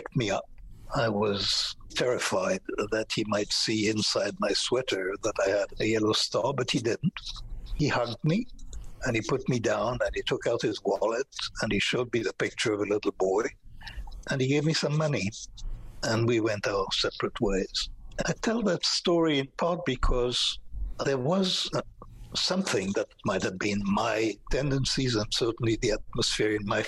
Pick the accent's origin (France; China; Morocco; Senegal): France; moved away; also born or lived in Israel; I was in occupied France during World War II